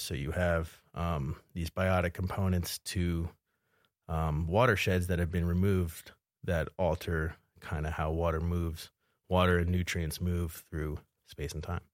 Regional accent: suburbs of Philadelphia, Pennsylvania, United States; moved away as an adult; also born or lived in New Jersey / Salt Lake City, Utah; now in Bozeman, United States; I'm originally from New Jersey and Pennsylvania. Uh, exit 135, if you're familiar with the area, and then uh, the suburbs of Philadelphia. Kind of grew up there, going to high school

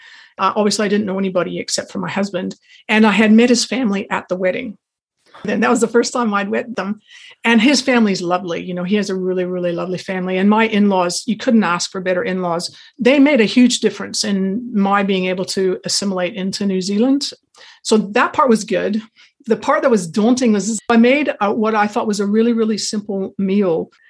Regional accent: Pacific Northwest, United States; I actually grew up in the Pacific Northwest, Oregon, Washington, and I went to university there.

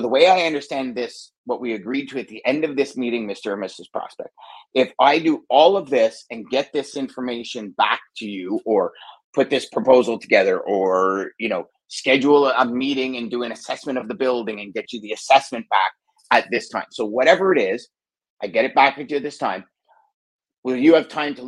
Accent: Canada; maybe I'm Canadian

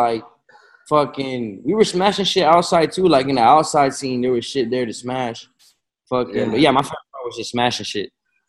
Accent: Florida, United States; also born or lived in Chicago; Yeah, facts. Yeah, I was born in Chicago, and I moved to Florida when I was like 3 or 4, 3 turning 4, somewhere around a year.

